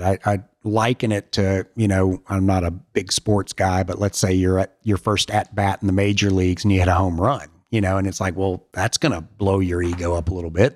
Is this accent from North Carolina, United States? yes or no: no; Alabama, United States; moved away; my parents are still in Alabama and is an amazing place to grow up